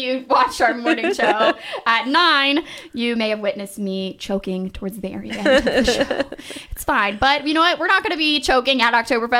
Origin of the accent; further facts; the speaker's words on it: Cincinnati, Ohio, United States; we're from Cincinnati, so we grew up going to Kings Island